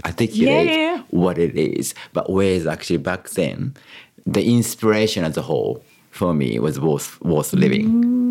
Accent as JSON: {"language": "English", "region": "Kyoto", "country": "Japan", "tie": "born or raised there", "also_born_or_lived": "Surry Hills, Australia / Marrickville, Australia", "second_language": "English", "moved": "as an adult", "lives_now": "Sydney, Australia", "said": "growing up in Kyoto"}